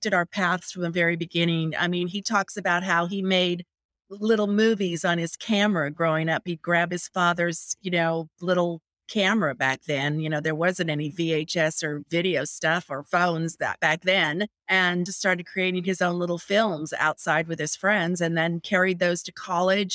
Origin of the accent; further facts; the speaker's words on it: Las Vegas, Nevada, United States; I grew up in Las Vegas, Nevada